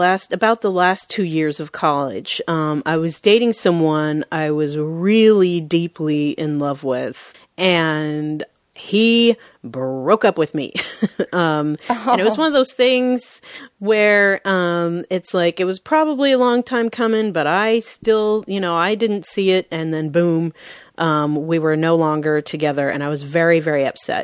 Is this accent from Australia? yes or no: no; Seattle, Washington, United States; I was born and raised in Seattle, and I still work here in Seattle.